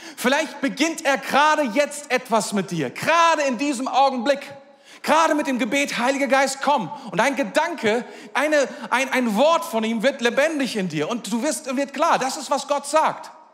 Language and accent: German; Germany; wir sind Deutsche.